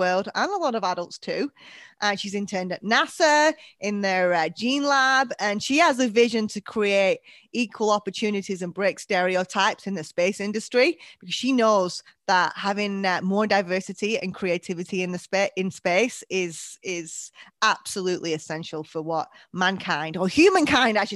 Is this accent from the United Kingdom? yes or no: yes; United Kingdom; now in United States; I'm British